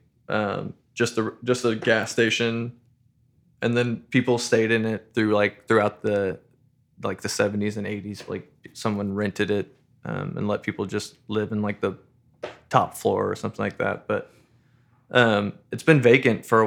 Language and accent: English; New Braunfels, Texas, United States; I grew up in New Braunfels